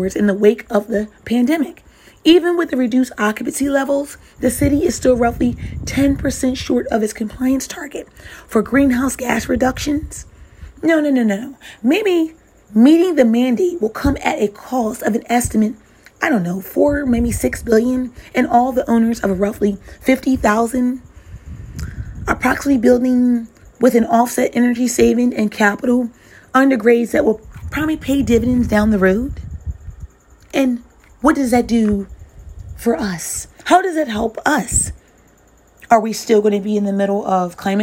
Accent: New York City, New York, United States; I'm a New Yorker myself

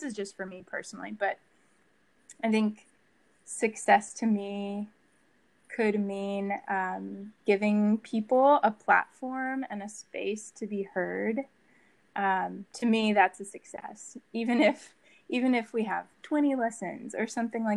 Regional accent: Dallas, Texas, United States; also born or lived in Waco, Texas / New York City; I grew up in Dallas

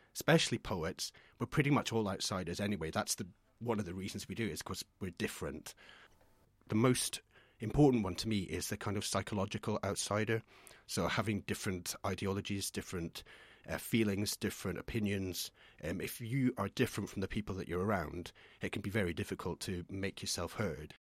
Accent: Scotland, United Kingdom; moved away; I'm from Scotland originally, um, in a tiny little village

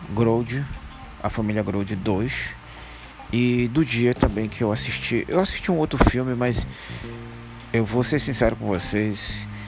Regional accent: Manaus, Amazonas, Brazil; sou de Manaus.

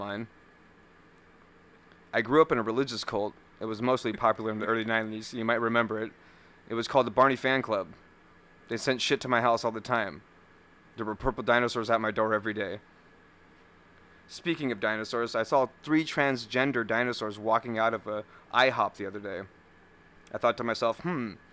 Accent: California, United States; moved away as an adult; now in Wisconsin, United States; We're from California

